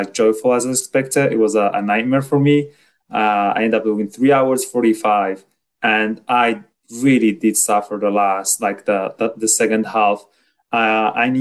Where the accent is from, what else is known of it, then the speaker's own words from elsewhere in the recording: Morocco; moved away as an adult; now in Orlando, United States; I'm from Morocco. So I just moved here to the US like 2 years ago, directly to Florida, Orlando.